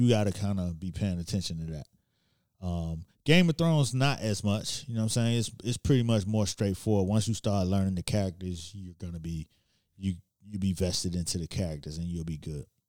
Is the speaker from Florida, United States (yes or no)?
yes; Miami, Florida, United States; now in New York, United States; I'm from Miami